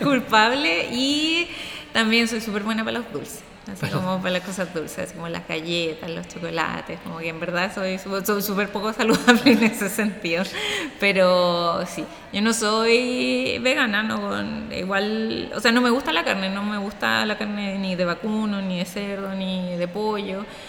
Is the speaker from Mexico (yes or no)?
no; Santiago, Santiago Metropolitan Region, Chile; somos de Santiago de Chile